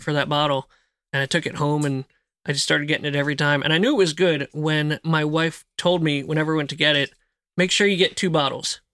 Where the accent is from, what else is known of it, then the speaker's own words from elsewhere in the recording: outside of Philadelphia, New Jersey, United States; moved away as an adult; now in Tennessee, United States; I grew up in Jersey